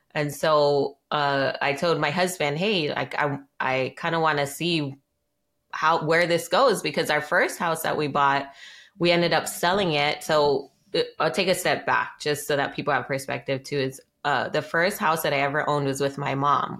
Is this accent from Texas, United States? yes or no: no; Maui, Hawaii, United States; I was raised here on Maui in Hawaii